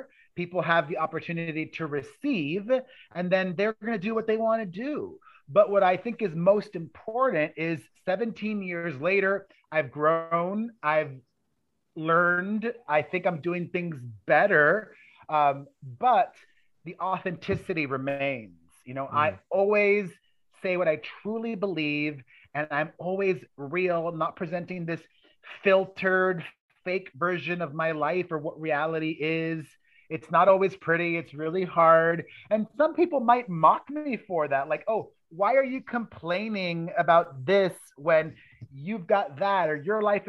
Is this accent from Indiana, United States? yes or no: no; Miami, Florida, United States; moved away as an adult; also born or lived in New York City; I grew up in Miami, Florida, where I was very poor